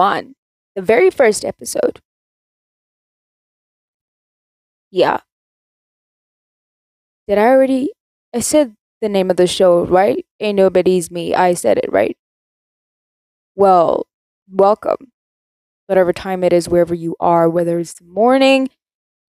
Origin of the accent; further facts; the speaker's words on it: South Africa; I'm South African